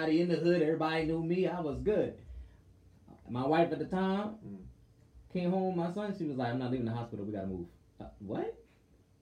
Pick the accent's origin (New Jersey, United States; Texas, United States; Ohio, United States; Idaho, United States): New Jersey, United States; us South Jersey heads